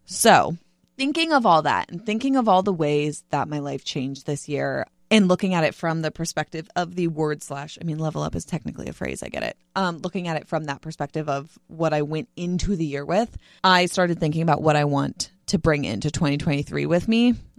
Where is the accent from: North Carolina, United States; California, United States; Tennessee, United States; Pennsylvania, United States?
California, United States; Bay Area; now in San Diego, United States; I was in the Bay Area for, like, in my hometown for Christmas